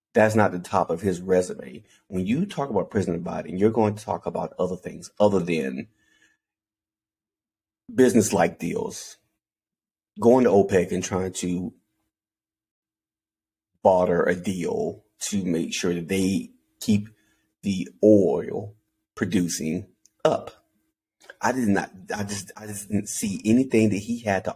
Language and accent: English; Anderson, South Carolina, United States; I'm from Anderson, South Carolina